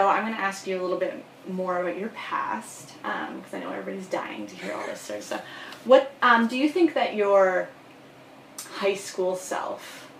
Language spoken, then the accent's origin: English; Muskoka, Ontario, Canada; I was actually born in Muskoka.